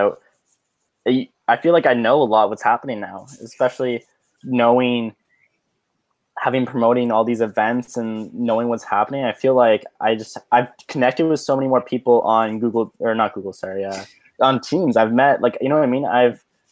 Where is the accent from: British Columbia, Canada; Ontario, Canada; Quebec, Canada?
Ontario, Canada; Ottawa; moved away; I'm originally from Ottawa